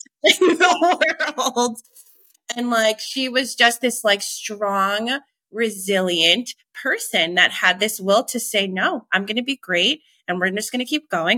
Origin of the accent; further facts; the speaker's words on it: Long Island, New York, United States; moved away; growing up in Long Island